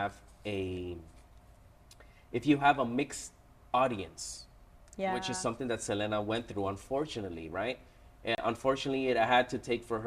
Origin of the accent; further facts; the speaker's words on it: Toronto, Ontario, Canada; I was born and raised in Toronto, Canada.